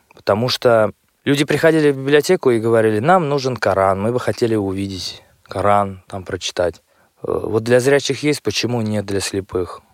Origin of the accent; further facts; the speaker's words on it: Chistopol, Tatarstan, Russia; Я родом из Республики Татарстан, города Чистополя